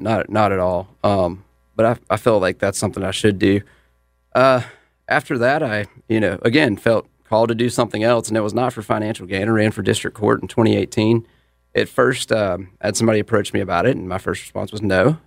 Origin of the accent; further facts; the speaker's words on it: Mint Hill, North Carolina, United States; I'm from Mint Hill